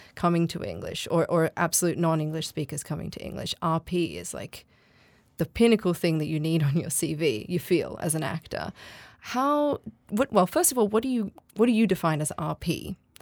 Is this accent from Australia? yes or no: yes; Australia; I'm Australian. I don't sound R P